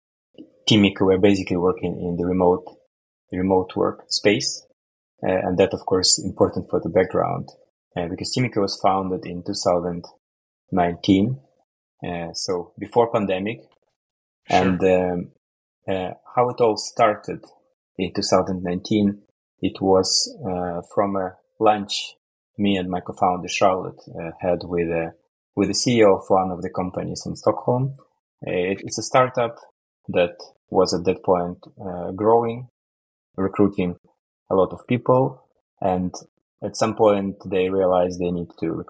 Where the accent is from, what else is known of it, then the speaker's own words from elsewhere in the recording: Ukraine; moved away as an adult; now in Sweden; I'm originally from Ukraine, and I moved to Sweden for career reasons.